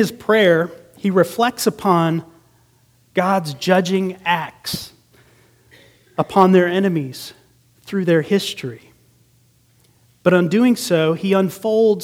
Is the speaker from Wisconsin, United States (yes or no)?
yes; Green Bay, Wisconsin, United States; moved away; I grew up in Green Bay, Wisconsin for a time during my grade school years